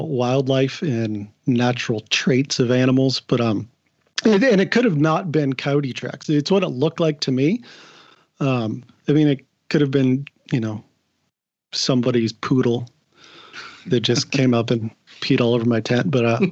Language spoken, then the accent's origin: English; Portland, Oregon, United States; moved away as an adult; also born or lived in Kansas City; now in Seattle, United States; I was born in Kansas City. I came out, lived in Portland at 5 years old, and then moved up here to Seattle about 10 years ago